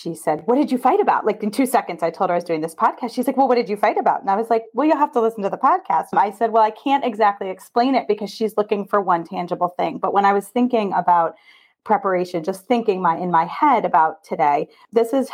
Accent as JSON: {"language": "English", "region": "Maryland", "country": "United States", "also_born_or_lived": "Highland Park, Illinois", "accent": "Maryland", "said": "we just say in Maryland, we just talk normal and everybody else has accents"}